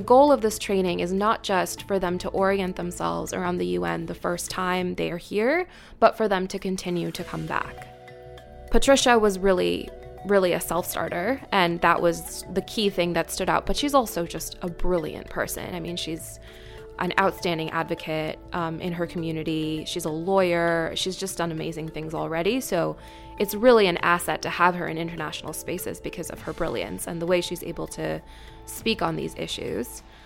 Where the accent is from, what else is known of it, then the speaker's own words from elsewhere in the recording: Washington, D.C. area, Maryland, United States; moved away as an adult; now in New York City, United States; I am from Washington, D.C., um, in Maryland, just outside Washington, D.C. Um, my parents are from India originally. I'm a first generation American